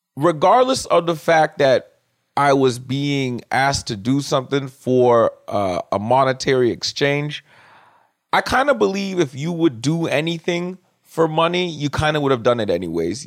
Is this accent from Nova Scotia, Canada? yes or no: no; Toronto, Ontario, Canada; I'm Caribbean from Scarborough